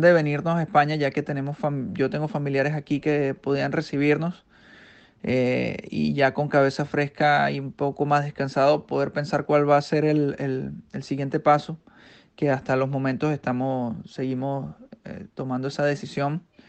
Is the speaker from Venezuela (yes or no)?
yes; Maracay, Aragua, Venezuela; moved away as an adult; also born or lived in China / Ukraine; now in Spain; soy venezolano, nacido en Maracay, Estado de Aragua